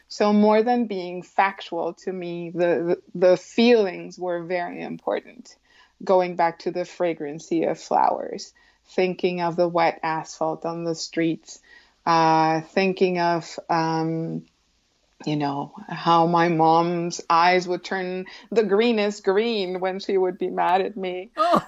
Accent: Colombia; when I was a child growing up in Colombia.

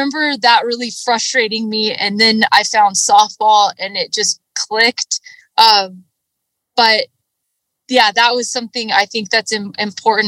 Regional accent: San Luis Obispo, California, United States; I am born and raised in California.

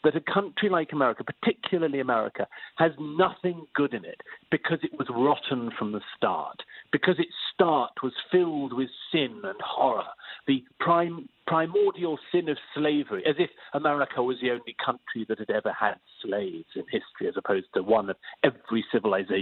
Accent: United Kingdom; I'm British by origin

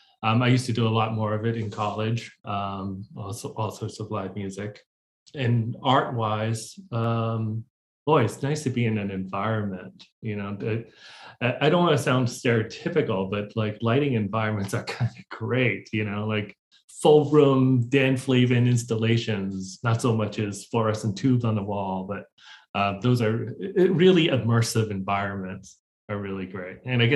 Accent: Hong Kong; also born or lived in Boston, United States; I grew up in Hong Kong and Boston. So a bit of a split.

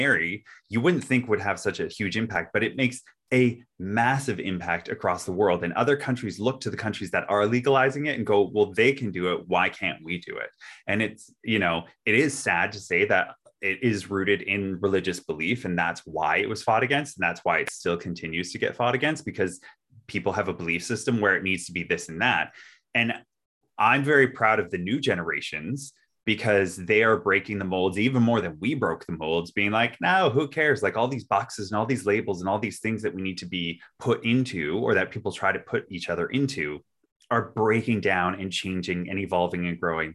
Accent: Canada; we grew up in Canada

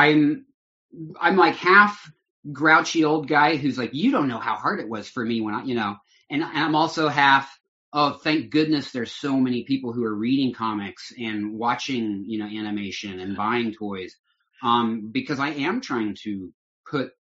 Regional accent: Denver, Colorado, United States; moved away as an adult; also born or lived in Hollywood; I grew up in Denver. I grew up in the suburbs

